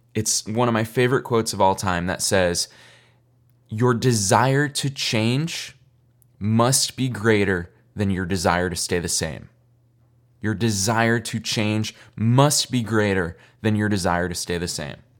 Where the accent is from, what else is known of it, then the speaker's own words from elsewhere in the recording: Boston, Massachusetts, United States; also born or lived in upstate New York; I grew up in Boston, but I have so much family in New York. I was born in upstate New York